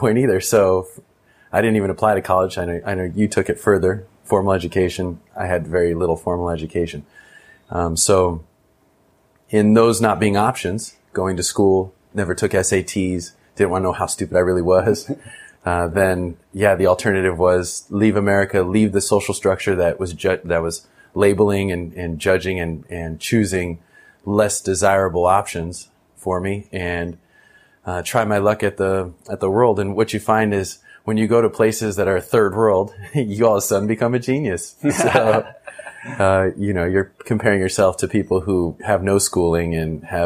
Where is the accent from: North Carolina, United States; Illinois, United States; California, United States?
California, United States; Orange County; also born or lived in East Bay, California; now in Nicaragua; I had my mom in Orange County, where you and I know each other from. And we grew up together